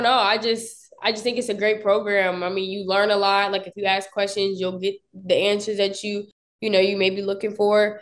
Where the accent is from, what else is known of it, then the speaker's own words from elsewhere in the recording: Upper Marlboro, Maryland, United States; moved away as an adult; also born or lived in Potomac, Maryland / Lexington, Kentucky; I'm actually from PG County, Upper Marlboro, Maryland